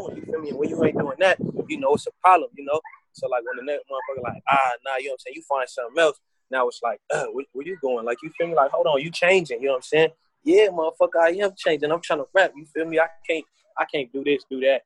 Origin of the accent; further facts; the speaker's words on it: San Diego, California, United States; I'm from San Diego, California